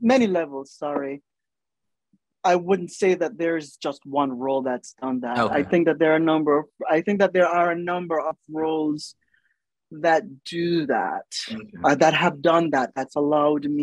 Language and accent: English; Jamaica; moved away; also born or lived in New York / United Kingdom; the way I speak as a Jamaican